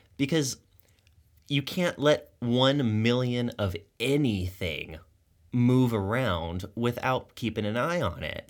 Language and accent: English; Tucson, Arizona, United States; I grew up in Tucson